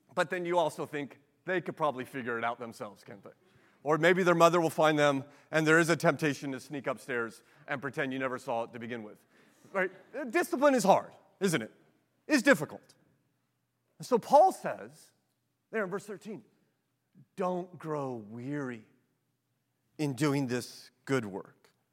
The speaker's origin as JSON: {"language": "English", "country": "United States", "said": "as an American"}